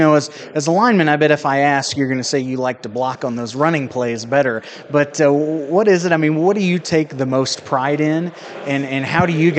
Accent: Union Star, Missouri, United States; I'm from Union Star, so we played 8-man football.

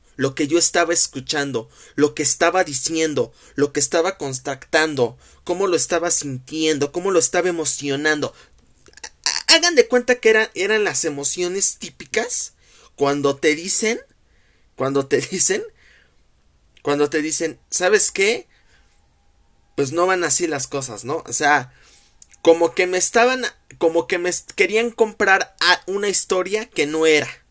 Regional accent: Mexico; como mexicanos, festejamos el Guadalupe Reyes

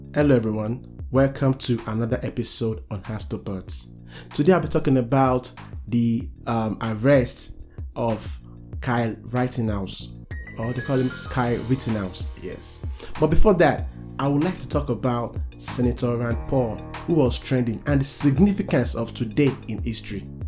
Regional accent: Nigeria; now in United States; I'm a Nigerian

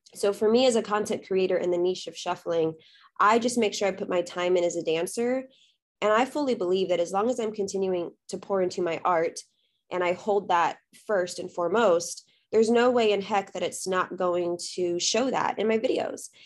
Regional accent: South Texas, United States; also born or lived in Austin, Texas; I was born and raised in Texas, currently live in Austin

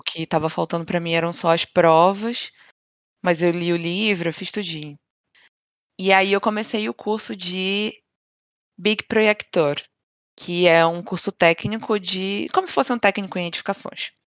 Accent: Brazil; now in Sweden; somos brasileiras, todas

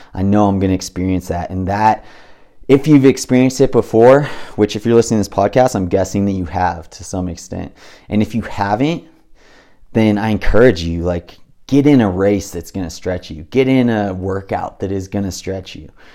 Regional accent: Big Bear Lake, California, United States; I grew up in Big Bear Lake, little tiny, you know, resort town with nine thousand people in it

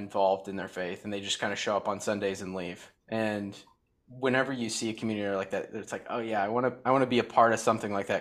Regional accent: Batavia, Illinois, United States; we actually all grew up going to the same church, and where we grew up in Batavia, Illinois, so it's about 40 minutes west of Chicago

